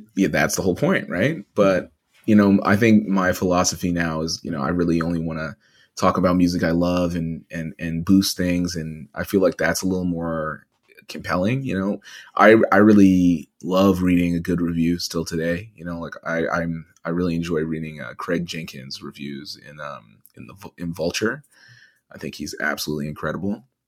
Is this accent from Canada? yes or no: yes; Edmonton, Alberta, Canada; moved away; growing up in Edmonton, which was primarily white at the time